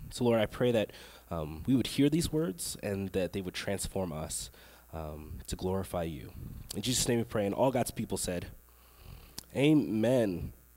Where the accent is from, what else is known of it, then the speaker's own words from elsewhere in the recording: Long Island, New York, United States; now in Texas, United States; I grew up in New York. I grew up on Long Island, which is about an hour away from the city.